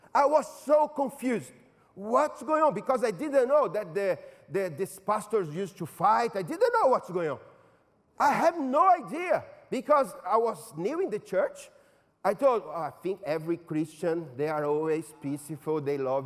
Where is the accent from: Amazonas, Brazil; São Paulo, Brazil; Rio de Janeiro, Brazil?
São Paulo, Brazil; moved away; In São Paulo, my hometown